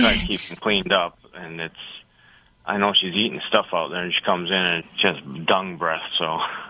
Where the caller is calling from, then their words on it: New York, United States; My call. New York.